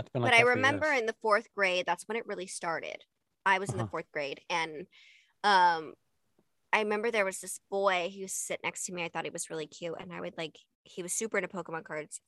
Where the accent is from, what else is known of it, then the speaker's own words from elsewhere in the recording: Utah, United States; moved away as an adult; also born or lived in Los Angeles, California; I grew up in Utah